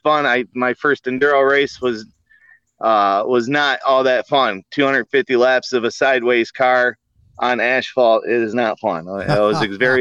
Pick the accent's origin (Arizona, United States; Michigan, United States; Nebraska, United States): Michigan, United States; 20 minutes south of Port Huron; We're about 20 minutes south of Port Huron, Michigan.